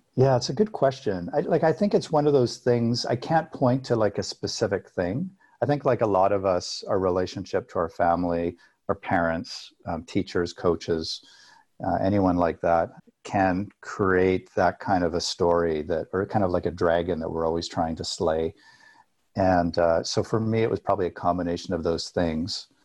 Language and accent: English; Alberta, Canada; I grew up in Alberta, which is like Texas mixed with Colorado in Canada